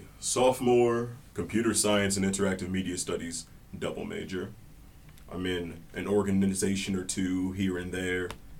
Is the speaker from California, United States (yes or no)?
no; Columbus, Ohio, United States; moved away as an adult; now in Oxford, United States; I'm originally from Columbus, Ohio.